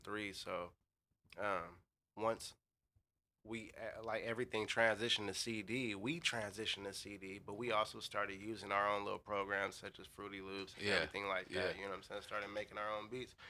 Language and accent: English; Carson, California, United States; I born and raised out there, but I also have moved around a lot of places